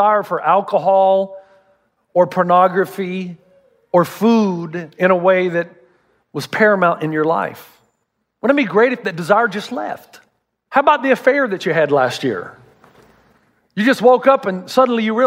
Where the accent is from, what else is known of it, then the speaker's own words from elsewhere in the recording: the South, United States; I'm from the South